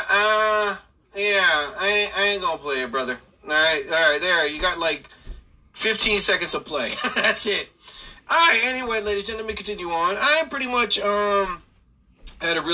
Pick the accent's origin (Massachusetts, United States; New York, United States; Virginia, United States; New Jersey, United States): New Jersey, United States; I live in the central part of New Jersey